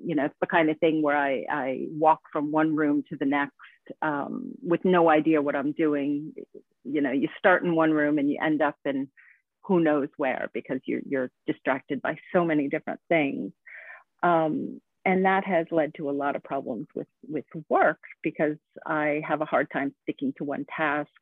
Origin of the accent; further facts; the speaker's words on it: United States; moved away as an adult; now in Sweden; I am an American that moved to Sweden actually about 20 years ago